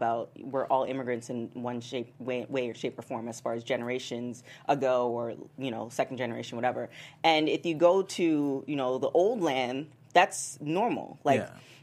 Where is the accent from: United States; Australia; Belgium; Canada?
Canada; I'm Canadian